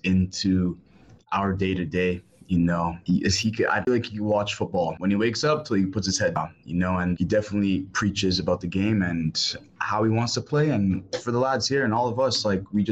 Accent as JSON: {"language": "English", "town": "Toronto", "region": "Ontario", "country": "Canada", "tie": "born or raised there", "lives_now": "Hamilton, Canada", "said": "my home club, my hometown, like, you know, like my boyhood club"}